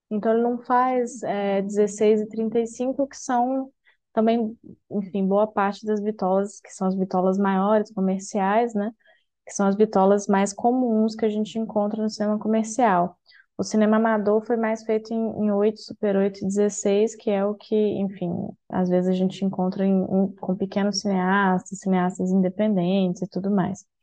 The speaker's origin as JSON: {"language": "Portuguese", "town": "Belo Horizonte", "region": "Minas Gerais", "country": "Brazil", "said": "eu sou de BH também, e inclusive saudades"}